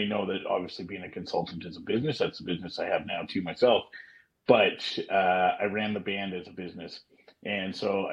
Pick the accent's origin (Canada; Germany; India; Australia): Canada; Ottawa, Ontario; I played Canadian Tire Center here in my hometown, our hometown